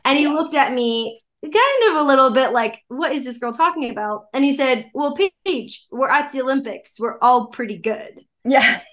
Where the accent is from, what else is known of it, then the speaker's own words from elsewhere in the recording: Canada; I'm Canadian.